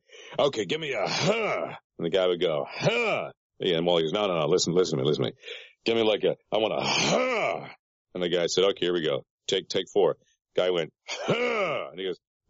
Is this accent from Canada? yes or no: yes; Peterborough, Ontario, Canada; moved away as an adult; now in United States; A program director of a radio station in my hometown, Peterborough, Ontario, Canada